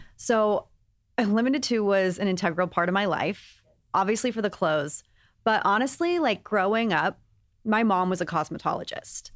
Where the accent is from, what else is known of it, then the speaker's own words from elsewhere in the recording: Texas, United States; I grew up in Texas